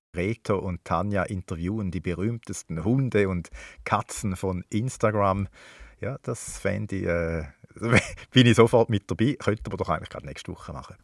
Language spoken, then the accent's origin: German; Switzerland; bei uns in der Schweiz